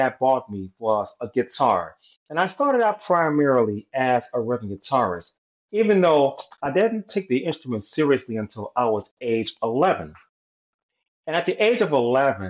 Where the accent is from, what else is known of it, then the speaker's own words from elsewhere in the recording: Chicago, Illinois, United States; I was born in Chicago, Illinois